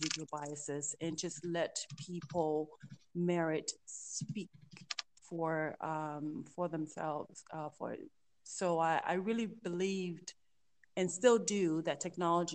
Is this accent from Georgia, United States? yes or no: yes; Georgia, United States; also born or lived in Liberia; I was born in Liberia, grew up in the U.S., in the South, in Georgia